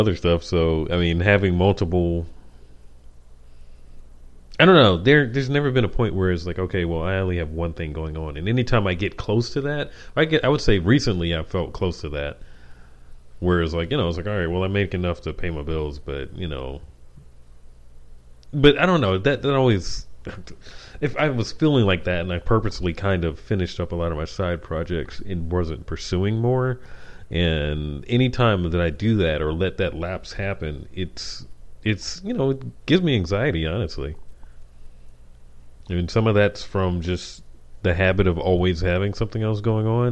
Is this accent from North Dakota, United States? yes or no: no; New York City, New York, United States; I'm from Harlem